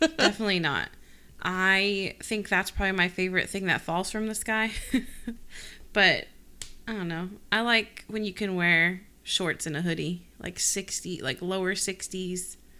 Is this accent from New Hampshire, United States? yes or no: yes; Rindge, New Hampshire, United States; Ringe, New Hampshire. I, R, K, Ringe, R I N D G E, New Hampshire